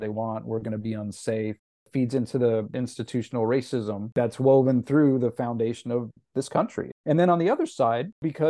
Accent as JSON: {"language": "English", "town": "Los Angeles", "region": "California", "country": "United States", "said": "He's at USC in Los Angeles, and I'm from Los Angeles."}